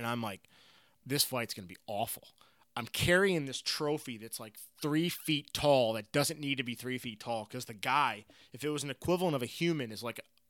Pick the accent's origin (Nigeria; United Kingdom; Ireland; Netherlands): Ireland; I go up, being an Irish guy.